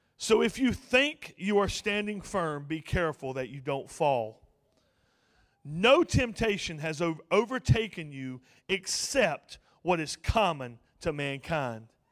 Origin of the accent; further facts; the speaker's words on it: Ophir, North Carolina, United States; I'm from Montgomery County, and, uh, a little place called Ophir, right in the middle of the U R A National Forest. Real tight knit community. Uh, everybody knows everybody, and, uh, I was born and raised there